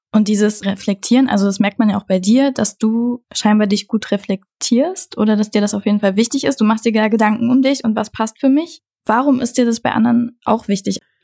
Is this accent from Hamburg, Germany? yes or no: no; Saxony-Anhalt, Germany; moved away as an adult; also born or lived in Berlin; Aus Sachsen-Anhalt